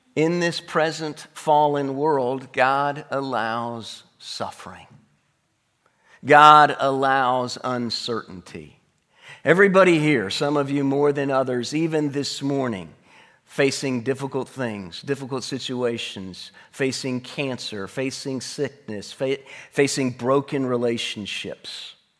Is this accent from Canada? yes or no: no; North Alabama, United States; I was born in North Alabama